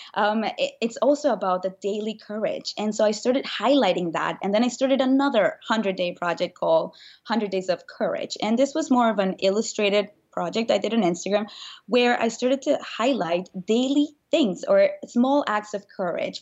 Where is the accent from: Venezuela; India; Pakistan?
Venezuela; moved away as an adult; now in United States; I grew up in Venezuela, and when I was nineteen